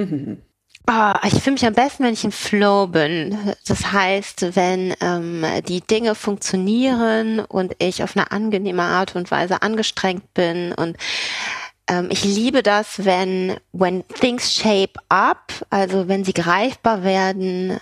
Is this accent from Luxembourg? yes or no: no; Kiel, Schleswig-Holstein, Germany; accent: German accent; moved away as an adult; also born or lived in Neumünster / Hamburg / Belgium / Paris; ich bin in Kiel geboren